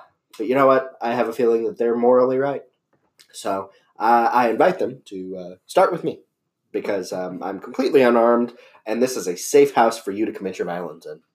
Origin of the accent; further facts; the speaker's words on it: United States; As an American